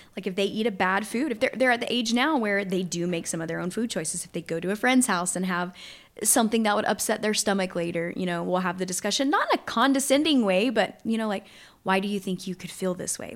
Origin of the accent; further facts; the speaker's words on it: Southwest Louisiana, United States; I grew up in Southwest Louisiana, still live there